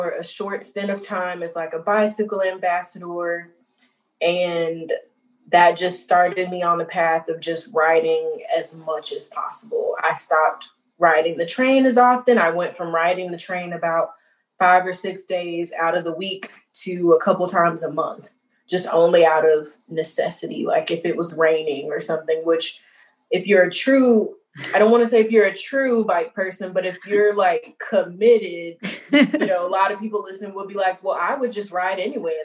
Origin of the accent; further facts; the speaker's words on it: Little Rock, Arkansas, United States; moved away as an adult; also born or lived in Illinois; now in Chicago, United States; I was born and raised in Little Rock, Arkansas.